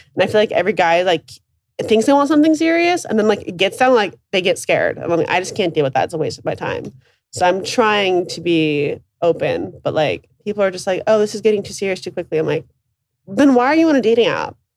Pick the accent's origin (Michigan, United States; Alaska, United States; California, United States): Alaska, United States; I'm from Alaska.